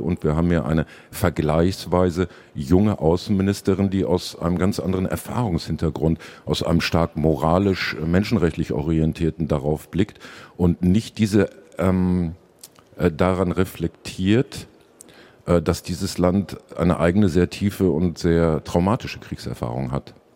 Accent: Dortmund, North Rhine-Westphalia, Germany

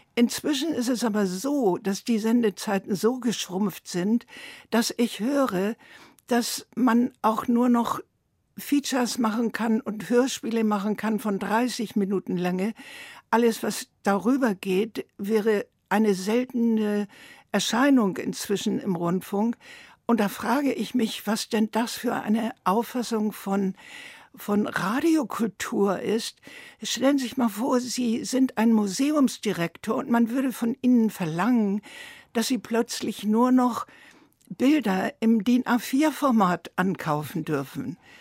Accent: Germany; moved away as an adult; also born or lived in Tehran, Iran; mich als Deutsche

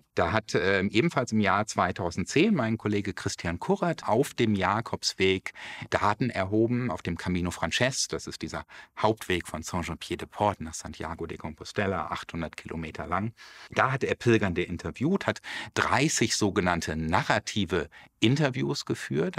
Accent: Germany; hier bei uns in Deutschland

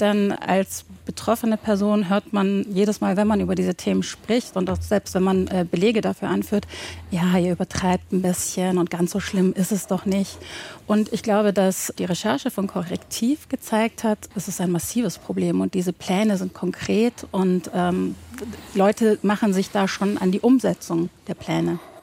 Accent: Baden-Württemberg, Germany; ich bin in Baden-Württemberg aufgewachsen

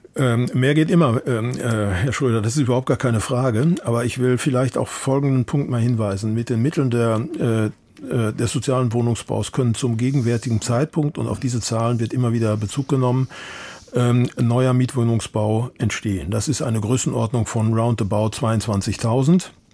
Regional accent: Munich, Bavaria, Germany; ich bin Münchner

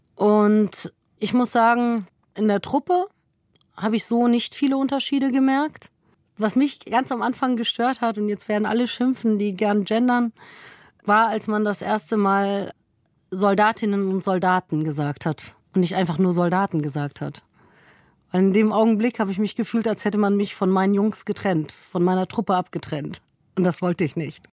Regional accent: Lower Saxony, Germany; also born or lived in Bavaria; now in Rhineland, Germany; Ich bin gebürtige Niedersächsin und Wahlrheinländerin

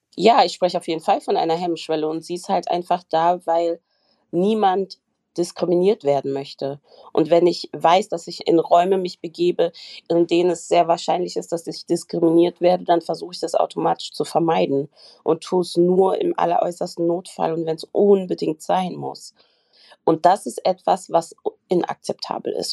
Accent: Germany; also born or lived in Frankfurt am Main; Ich bin Deutsche, ich lebe in Deutschland und ich bin in einem deutschen Krankenhaus.

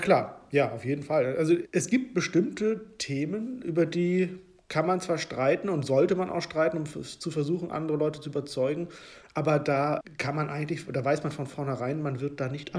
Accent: Hollern-Twielenfleth, Lower Saxony, Germany; Ich bin in einem Dorf in Norddeutschland groß geworden

